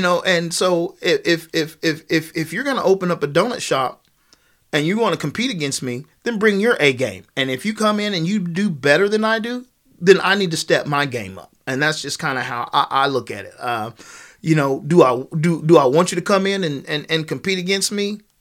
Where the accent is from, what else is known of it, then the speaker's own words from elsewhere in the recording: Kansas, United States; I'm, I'm from Kansas